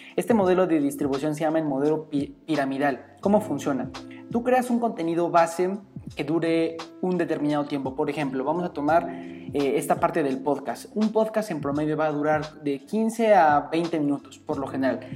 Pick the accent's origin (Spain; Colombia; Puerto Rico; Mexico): Mexico; como estudiantes, como mexicanos